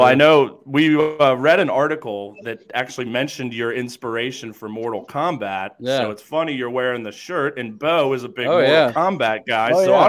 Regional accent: Cincinnati, Ohio, United States; my hometown of Cincinnati, although far away from where I grew up, but the greater Cincinnati area.

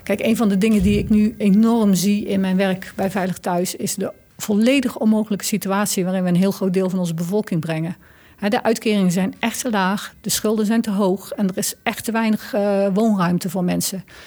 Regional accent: North Brabant, Netherlands; Ik kom uit Brabant

